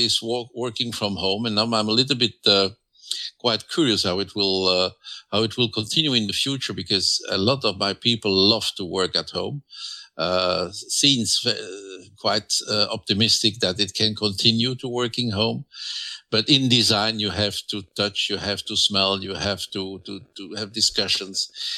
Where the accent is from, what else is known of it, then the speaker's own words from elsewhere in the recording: France; English is a second language; now in Flanders, Belgium; But I'm living in Flanders, and I'm a mixture. I was raised in France, and I went to school in Flemish.